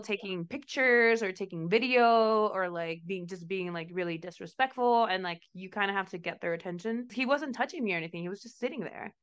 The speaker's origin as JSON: {"language": "English", "country": "Mexico", "moved": "yes", "said": "I'm from Mexico"}